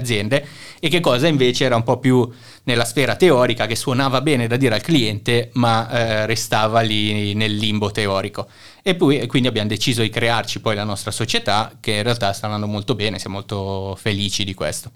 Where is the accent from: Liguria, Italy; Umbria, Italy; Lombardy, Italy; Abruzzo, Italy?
Lombardy, Italy; Milan; moved away as an adult; also born or lived in Singapore / Shanghai / Budapest; now in Kraków, Poland; io sono di Milano in Italia